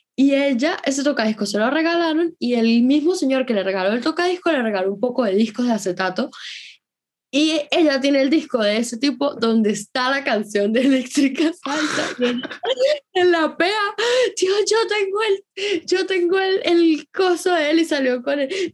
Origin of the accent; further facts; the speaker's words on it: Venezuela; moved away; en mi país el efectivo se vende